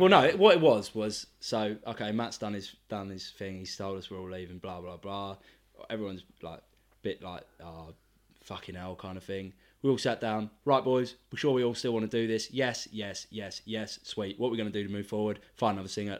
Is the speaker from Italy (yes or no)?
no; England, United Kingdom; being English